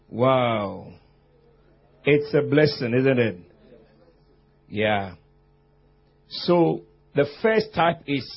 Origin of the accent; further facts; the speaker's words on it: Ghana; I come from Ghana